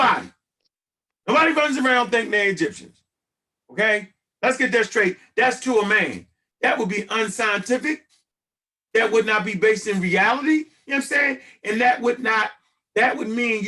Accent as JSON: {"language": "English", "country": "United States", "said": "I completely love being an African American"}